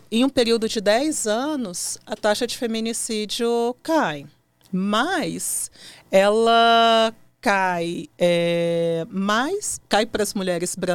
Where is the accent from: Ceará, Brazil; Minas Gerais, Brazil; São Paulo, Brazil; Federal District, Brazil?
Federal District, Brazil; Brasília; sou aqui de Brasília.